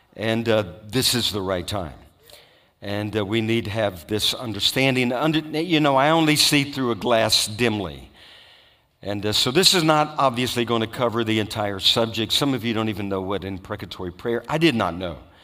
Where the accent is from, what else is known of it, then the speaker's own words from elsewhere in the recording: Louisiana, United States; I grew up in Louisiana